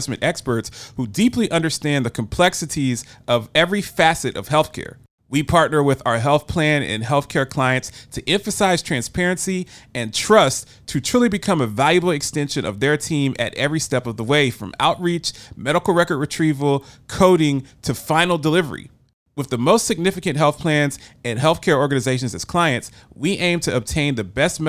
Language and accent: English; United States; also born or lived in Nashville, Tennessee; as an American